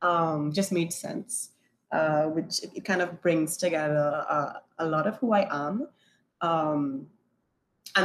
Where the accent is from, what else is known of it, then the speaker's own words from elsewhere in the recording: Trinidad & Tobago; also born or lived in New York; Born and raised in Trinidad and Tobago, had the opportunity to live in New York